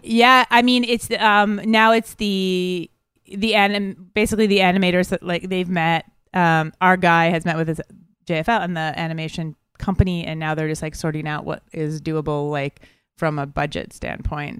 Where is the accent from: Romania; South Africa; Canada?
Canada; Montreal, Quebec; we're both from Montreal, so we were in our own city